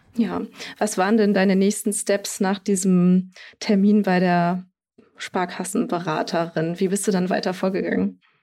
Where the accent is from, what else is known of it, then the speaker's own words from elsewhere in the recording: Bremen, Germany; moved away; ich bin äh, in Bremen aufgewachsen, meine Mama wohnt da noch